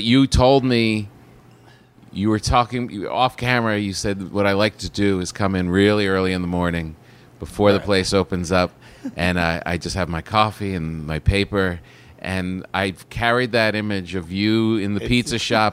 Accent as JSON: {"language": "English", "region": "New Jersey", "country": "United States", "moved": "yes", "lives_now": "Los Angeles, United States", "said": "as someone from New Jersey"}